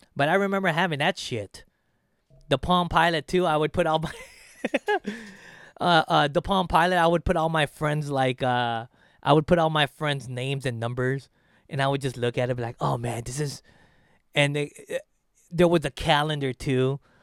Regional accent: Philippines; now in United States; my home country, the Philippines

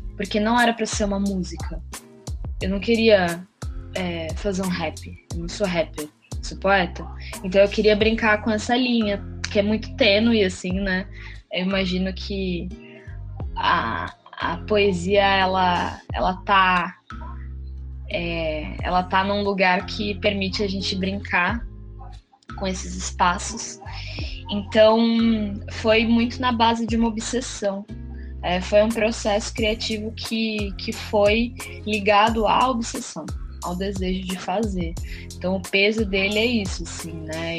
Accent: Santos, São Paulo, Brazil; moved away as an adult; now in São Paulo, Brazil; É, eu sou de Santos, mas há seis anos eu moro em São Paulo

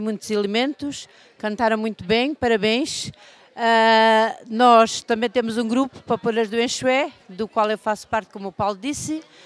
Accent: Vale de Vargo, Alentejo, Portugal; o grupo da minha terra a atuar, o Grupo Coral dos Camponeses de Valvargo

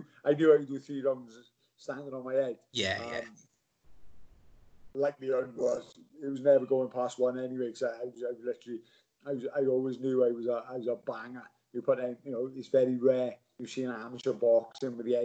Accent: Swansea, Wales, United Kingdom; Swansea boy, Genros. I was a Genros boy

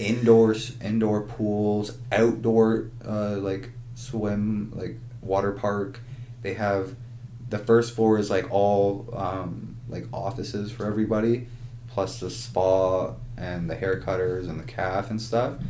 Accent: Ajax, Ontario, Canada; I I'm from Ajax and in Ajax, Ontario

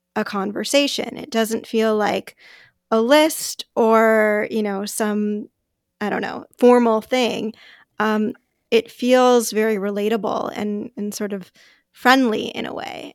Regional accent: Los Angeles, California, United States; moved away as an adult; now in Bay Area, United States; I'm, I'm from Los Angeles

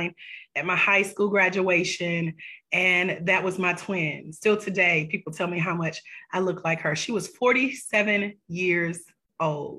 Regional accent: Douglasville, Georgia, United States; my hometown, Douglasville, Georgia

